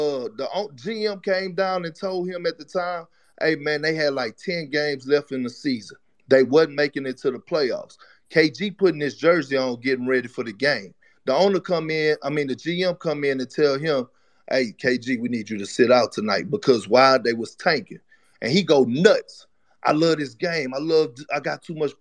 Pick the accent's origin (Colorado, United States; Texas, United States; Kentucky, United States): Texas, United States; Beaumont; I'm from Beaumont, Texas